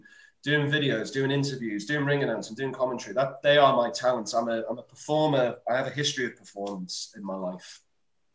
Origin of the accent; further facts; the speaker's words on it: Liverpool, North West England, United Kingdom; I'm from Liverpool